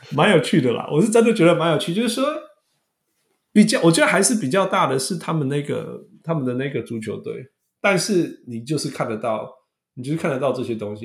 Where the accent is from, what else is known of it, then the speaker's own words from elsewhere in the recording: Canada; 大家知道我是加拿大人